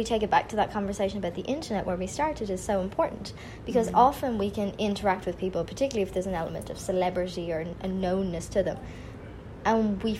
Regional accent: Ireland; growing up in Ireland, my only access to these people was through magazines or through television.

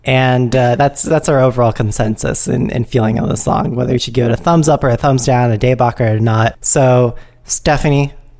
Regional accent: San Jose, California, United States; we're from San Jose.

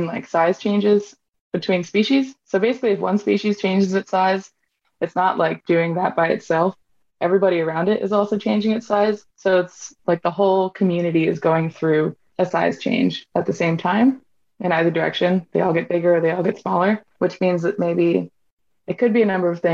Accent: Hawaii, United States; I'm from Hawaii and I'm Native Hawaiian

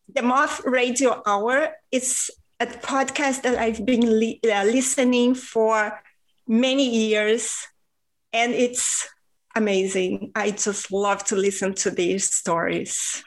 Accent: Rio de Janeiro, Brazil; first language Portuguese; English is a second language; now in Spain; I was raised in Rio de Janeiro, Brazil

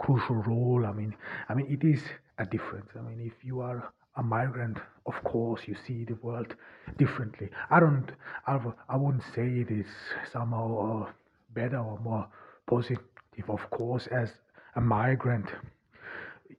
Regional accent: Zell am See, Salzburg, Austria; accent: German; first language German; English is a second language; moved away as an adult; now in Ordu, Turkey; I was born in 1988 in Austria, in rural Austria, Zell am See, and I'm of Turkish descent

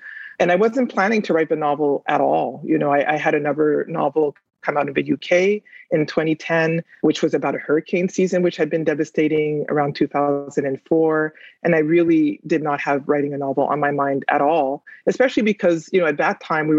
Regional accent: Port-au-Prince, Ouest, Haiti; moved away; Yeah, I'm originally from Haiti. I'm from Port-au-Prince.

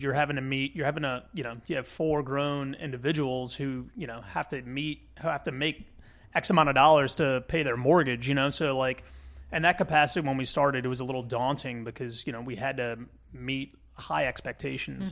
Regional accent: Kenner, Louisiana, United States; I grew up in Kenner, uh, Kenner, Louisiana, and, um, I'm a, I'm a Jefferson Parish kid at heart

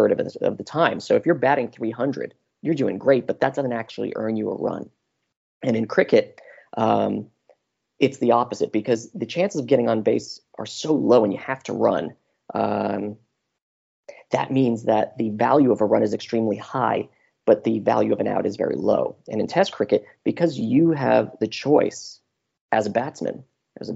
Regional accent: United States; moved away as an adult; now in Melbourne, Australia; being American, and secondly, living in Melbourne. So I've been here in Australia for 5 years

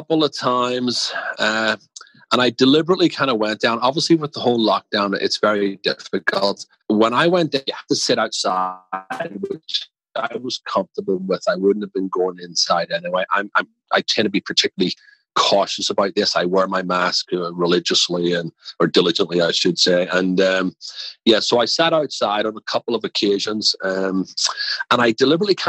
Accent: Belfast, Northern Ireland, United Kingdom; also born or lived in Manchester, England / England; now in Washington, D.C., United States; I'm from Belfast.

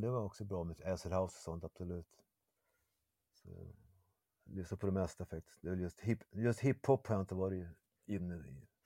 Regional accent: Umeå, Västerbotten County, Sweden; now in Malmö, Sweden

